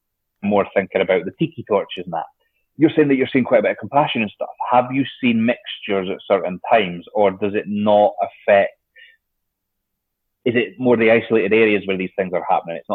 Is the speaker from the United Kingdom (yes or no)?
yes; United Kingdom